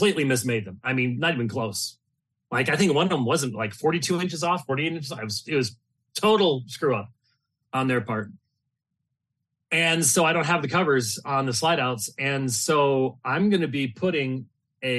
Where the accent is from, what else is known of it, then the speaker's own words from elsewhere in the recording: Phoenix, Arizona, United States; I'm from Phoenix